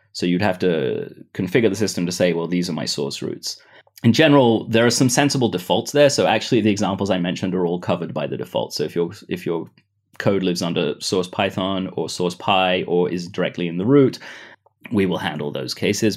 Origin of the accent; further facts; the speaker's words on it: Israel; also born or lived in United Kingdom; I was, uh, born in the U K, but I grew up in Israel